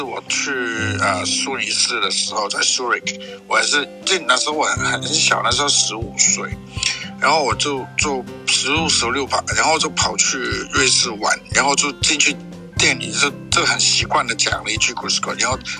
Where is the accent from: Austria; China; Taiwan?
Austria; moved away; 因为我在我跟奥地利很有渊源，因为我我从小在澳大利居住，然后、嗯、呃，然后我现在还有一个同父异母的弟弟在维也纳，所以 ich spreche auch Deutsch。